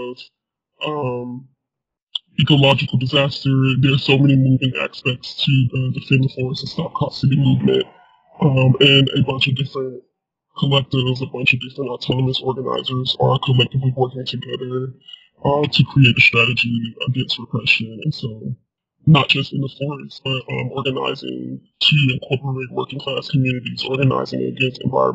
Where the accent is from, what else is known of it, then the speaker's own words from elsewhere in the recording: South Georgia, United States; born and raised in South Georgia